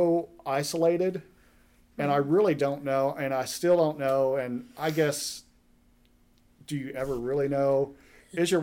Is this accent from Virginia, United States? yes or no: no; Duncan, Oklahoma, United States; moved away as an adult; also born or lived in Tulsa, Oklahoma; now in Independence, United States; I'm from Duncan, Oklahoma, originally, which is south central Oklahoma